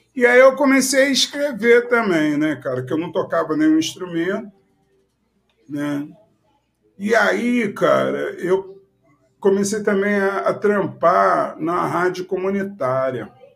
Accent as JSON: {"language": "Portuguese", "region": "Rio de Janeiro", "country": "Brazil", "tie": "born or raised there", "said": "Quando eu morava lá na Ilha do Governador, no Morro do Dendê, onde eu nasci"}